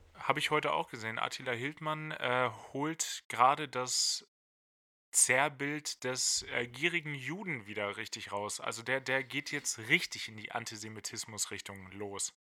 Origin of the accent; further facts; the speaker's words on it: Lower Saxony, Germany; Ich bin Niedersachse